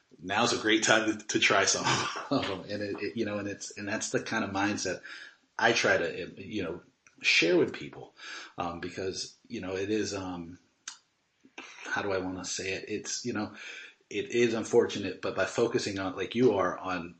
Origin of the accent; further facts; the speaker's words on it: United States; as an American